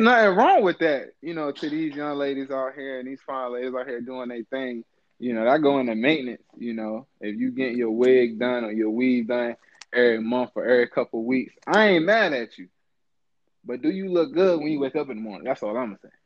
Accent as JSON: {"language": "English", "town": "Chesapeake", "region": "Virginia", "country": "United States", "said": "I'm a Virginia Beach guy. I'm from Chesapeake"}